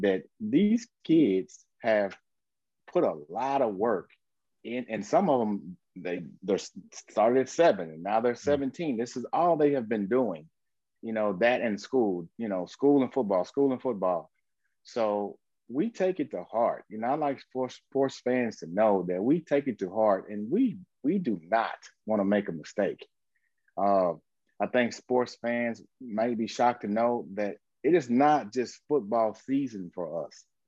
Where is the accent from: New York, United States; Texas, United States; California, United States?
Texas, United States; Grand Prairie; I'm from Grand Prairie, Texas